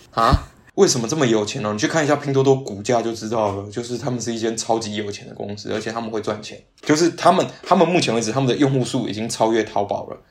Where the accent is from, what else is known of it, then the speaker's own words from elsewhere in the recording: Yunlin County, Taiwan; moved away as an adult; now in Shanghai, China; 我老家园林人啊